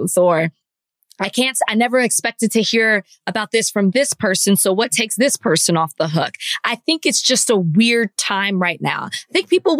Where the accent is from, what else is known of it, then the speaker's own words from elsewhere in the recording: Dallas, Texas, United States; I'm from Dallas, and I'm from Oak Cliff to be exact